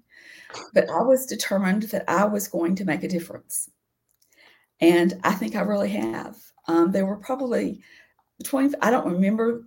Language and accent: English; Nashville, Tennessee, United States; I'm a native Nashvillean. I grew up out in Bellevue